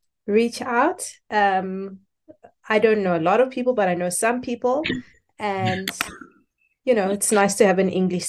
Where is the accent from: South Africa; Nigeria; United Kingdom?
South Africa; Johannesburg, Gauteng; moved away as an adult; now in Japan; I'm actually from Joburg.